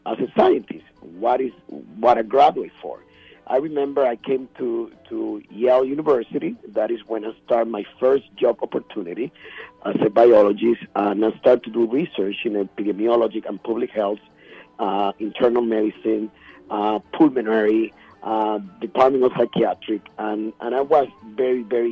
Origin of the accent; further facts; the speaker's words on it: Puerto Rico; moved away as an adult; I'm from Puerto Rico. I moved over here in 1997.